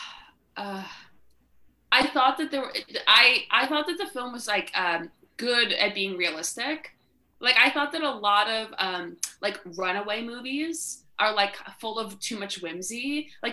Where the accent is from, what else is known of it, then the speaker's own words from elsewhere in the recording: Long Island, New York, United States; I'm from Long Island